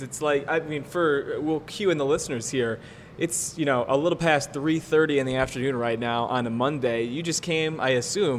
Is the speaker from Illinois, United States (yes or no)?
yes; Sandwich, Illinois, United States; I'm from Sandwich, so I completely understand. My backyard is a cornfield, still is to this day